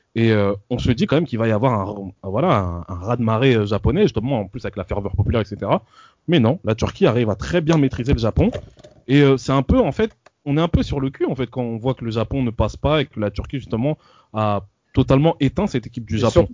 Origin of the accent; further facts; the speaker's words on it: France; en tant que français